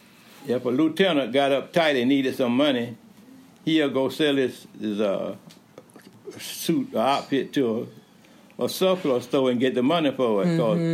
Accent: Cordele, Georgia, United States; also born or lived in Crisp County, Georgia; I was raised here in Cordelia.

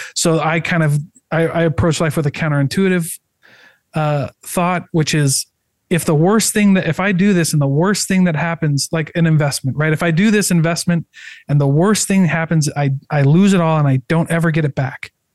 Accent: Iowa, United States; moved away; also born or lived in St. George, Utah; I'm from Iowa

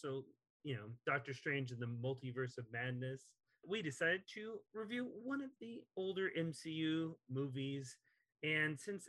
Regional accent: Texas, United States; accent: Texas; moved away; I'm from Texas originally, and so a lot of my vowels don't come out correctly

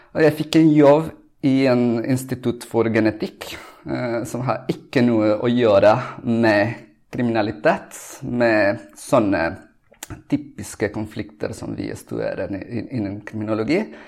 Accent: Colombia; Norwegian is a second language; now in Oslo, Norway; jeg kommer fra Colombia

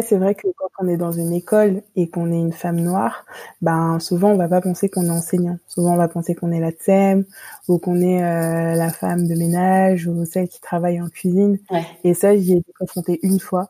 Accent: Île-de-France, France; je suis d'origine antillaise. Mhm. J'ai grandi dans cette culture-là, mais j'ai été élevée ici en France mhm. et, enfin, en France métropolitaine

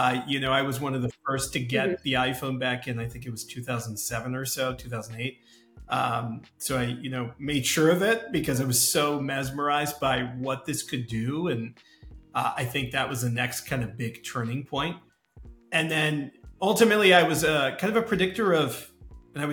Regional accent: Chicago, Illinois, United States; I grew up in Chicago, Chicago in the US

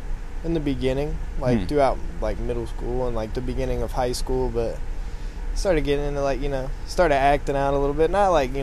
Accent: Covington, Georgia, United States; moved away as an adult; also born or lived in Rockdale, Georgia; I grew up in a small town in Georgia, Covington.

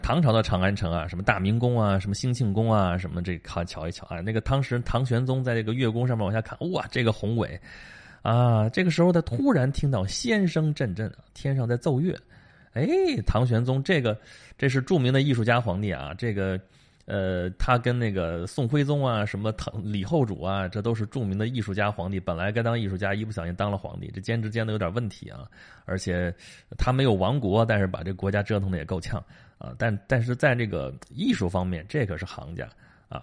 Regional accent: China; 这对我们中国人来说真是大节啊

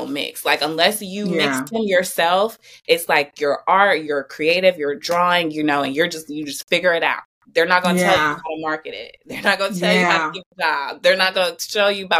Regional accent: Flint, Michigan, United States; moved away as an adult; also born or lived in Georgia; I'm from Flint, Michigan. So I'm from a small town in the Midwest.

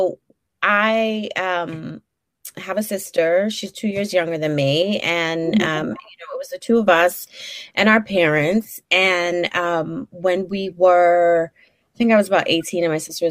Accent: Brooklyn, New York, United States; accent: Brooklynite; So I'm originally from Brooklyn. I still live in Brooklyn. I've basically lived in Brooklyn my whole life

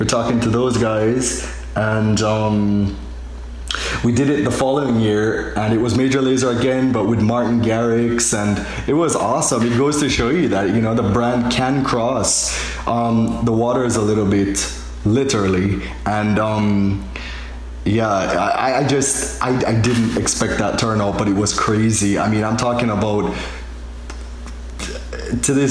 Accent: Jamaica; moved away; I'm from Jamaica

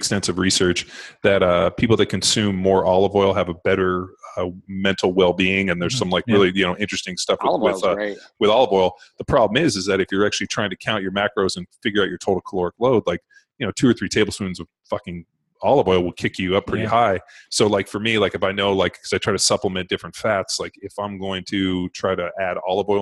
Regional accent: Torrance, California, United States; I grew up in Palos Verdes Torrance area.

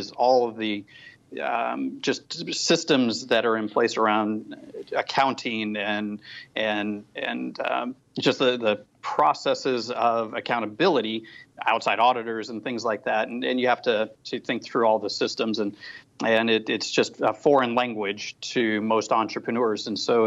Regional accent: the Northwest, Pacific Northwest, United States; I grew up in the Northwest from my teens to early 20s and beyond

